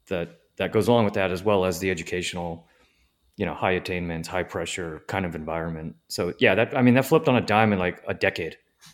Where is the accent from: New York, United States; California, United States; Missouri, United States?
California, United States; Ventura County; also born or lived in San Diego / Bay Area / Los Angeles; I grew up in Ventura County, which is just north of LA. Right. And then I went to school in San Diego, and then I lived in the Bay Area for a while, and now I live in LA. So I've basically spent entire life in California.